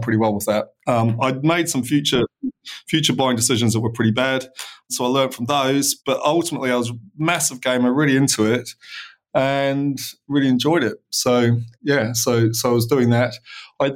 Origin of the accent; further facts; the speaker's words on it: Christchurch, Canterbury, New Zealand; now in United Kingdom; So I was born in Christchurch, New Zealand, a long time ago, 1975.